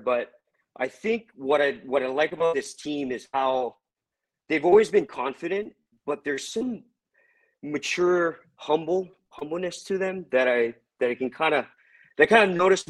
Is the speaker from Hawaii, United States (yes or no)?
yes; Hawaii, United States; moved away as an adult; also born or lived in San Francisco; now in Huntington, United States; I used from Hawaii. Moved to the Bay through via the Coast Guard, and I lived there for about 13 years.